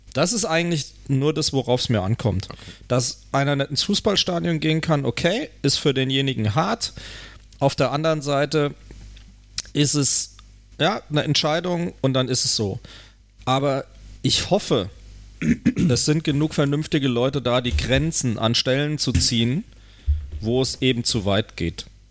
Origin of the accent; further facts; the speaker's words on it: Germany; Bei uns in Deutschland